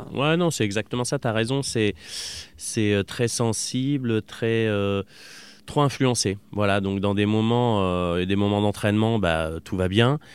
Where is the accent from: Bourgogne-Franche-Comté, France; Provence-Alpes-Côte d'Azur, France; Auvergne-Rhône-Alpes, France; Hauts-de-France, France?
Auvergne-Rhône-Alpes, France; Voiron; also born or lived in Clermont-Ferrand; à Voiron, enfin on était vraiment citadins